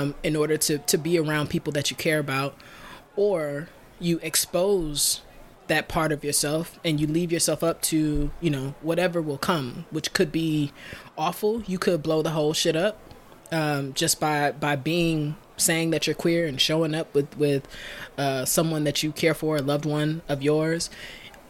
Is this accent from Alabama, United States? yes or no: yes; Alabama, United States; I'm from Alabama